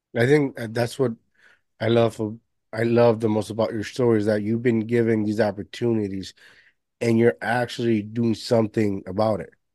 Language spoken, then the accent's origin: English; Puerto Rico; now in United States; I was raised majority of my life in Puerto Rico